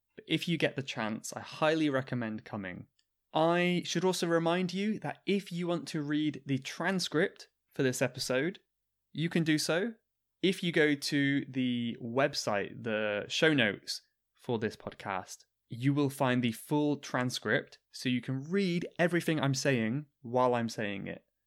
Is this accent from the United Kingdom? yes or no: yes; Cornwall, South West England, United Kingdom; I am from Cornwall. Cornwall is my home county in the U K.